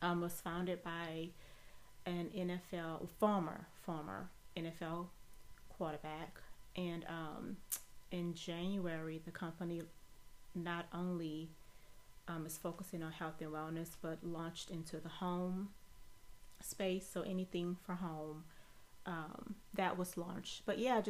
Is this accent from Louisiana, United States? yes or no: yes; New Orleans, Louisiana, United States; I am originally from New Orleans, Louisiana